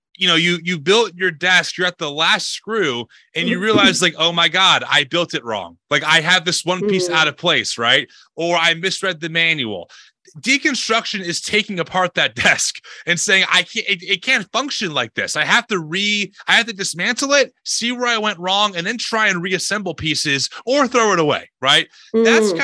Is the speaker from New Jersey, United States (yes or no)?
yes; New Jersey, United States; I'm from America, not Australia. I was born and raised in New Jersey